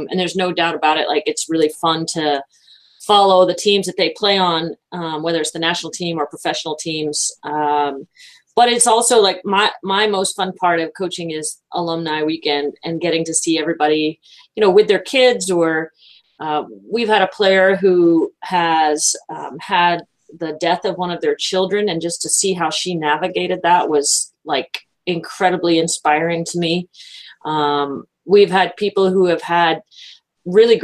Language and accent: English; Florida, United States; born or raised there; also born or lived in Massachusetts